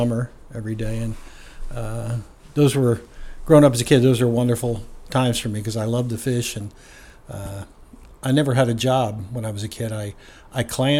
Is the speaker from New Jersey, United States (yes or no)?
yes; New Jersey, United States; also born or lived in Southern Ocean County, New Jersey / Portland, Oregon; I grew up initially right across, and was born right across the river from Philadelphia.